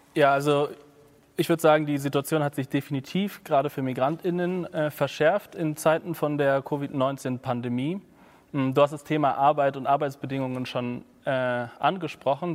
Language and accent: German; Berlin, Germany; also born or lived in Leipzig; ich bin in Berlin groß geworden, in Westberlin